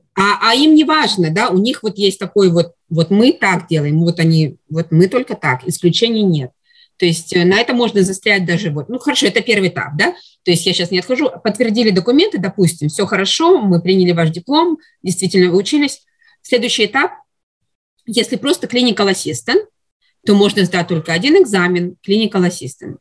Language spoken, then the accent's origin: Russian; Russia; moved away as an adult; now in Canada; я из России, там я закончила мединститут и работала